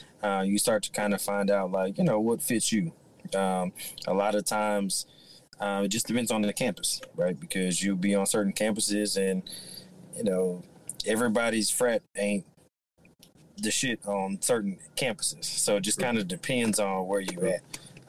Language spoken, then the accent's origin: English; New York City, New York, United States; now in Houston, United States; I'm originally from Brooklyn, New York, but my family worked for the airlines. They got restationed out here in Houston.